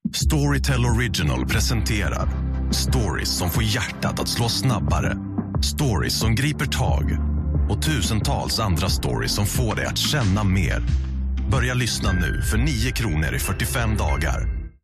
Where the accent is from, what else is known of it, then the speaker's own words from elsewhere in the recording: Fjärås, Halland County, Sweden; also born or lived in Kungsbacka; vi kommer från, alltså vi kommer inte riktigt från Kungsberg, vi kommer från Fjärås